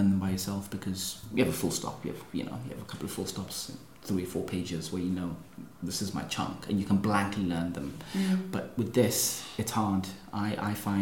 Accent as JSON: {"language": "English", "country": "South Africa", "said": "being South African myself"}